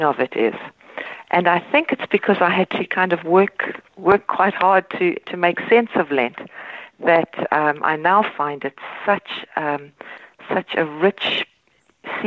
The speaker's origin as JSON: {"language": "English", "country": "South Africa", "tie": "born or raised there", "moved": "as an adult", "lives_now": "Ireland", "said": "I grew up in South Africa in the Reformed tradition"}